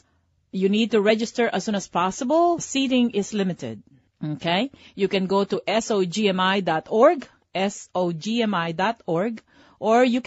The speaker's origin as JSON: {"language": "English", "country": "Philippines", "tie": "born or raised there", "moved": "yes", "said": "I was born in the Philippines"}